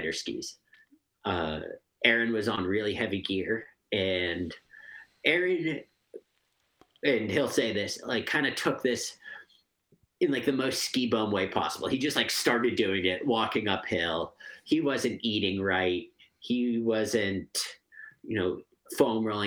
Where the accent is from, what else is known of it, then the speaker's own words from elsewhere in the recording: Stowe, Vermont, United States; I'm from Stowe, Vermont